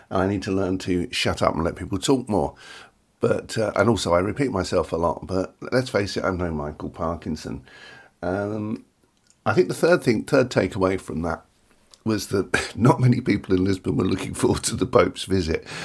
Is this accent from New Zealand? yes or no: no; London, United Kingdom; We are English. We are English. We are Londoners originally.